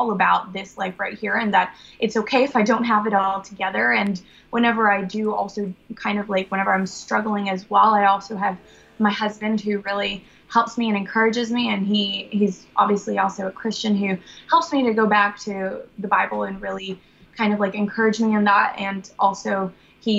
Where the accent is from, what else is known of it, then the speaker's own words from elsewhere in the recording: Brazil; I was born in Brazil